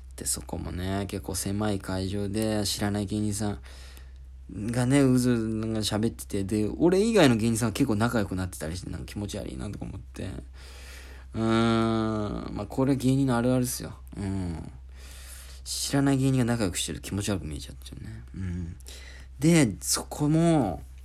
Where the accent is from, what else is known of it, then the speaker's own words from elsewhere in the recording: Oita, Japan; moved away; 俺、大分県出身